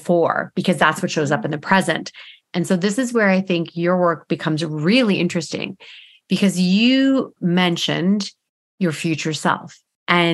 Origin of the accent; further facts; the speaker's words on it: Eastern Canada, outside of Toronto, Ontario, Canada; moved away as an adult; now in British Columbia, Canada; we're from Eastern Canada, outside of Toronto